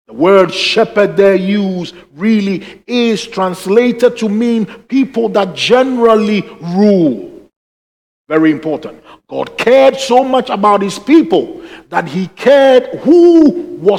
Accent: Ghana; moved away; when I was growing up in Ghana

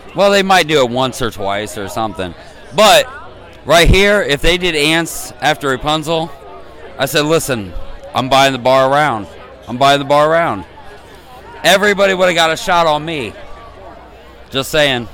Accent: Columbus, Ohio, United States; I'm from Col- uh, Carroll or slash Columbus, Ohio

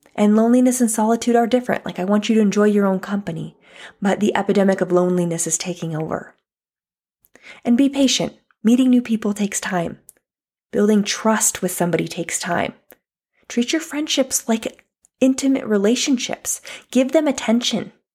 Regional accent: United States; also born or lived in California; I'm not saying I'm not an American

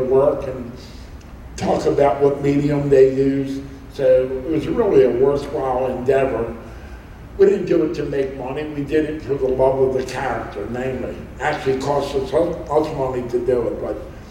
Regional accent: Baltimore, Maryland, United States; When I told him I was from Baltimore

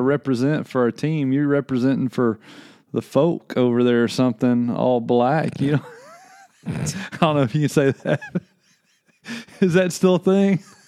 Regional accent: Little Rock, Arkansas, United States; moved away; I grew up in Little Rock, Arkansas.

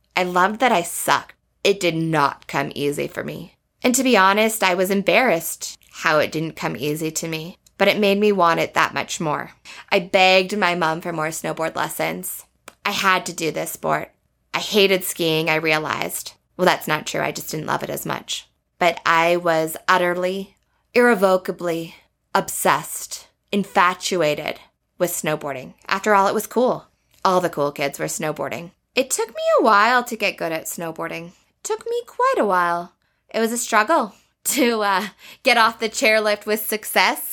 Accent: Banff, Alberta, Canada; Growing up in Banff

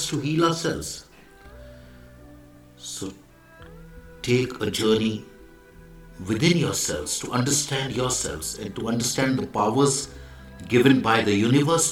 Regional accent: India; I am the Indian monk.

